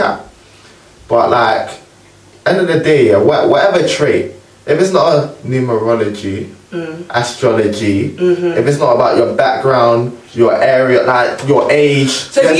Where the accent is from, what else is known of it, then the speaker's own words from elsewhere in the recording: London, United Kingdom; I'm from South London.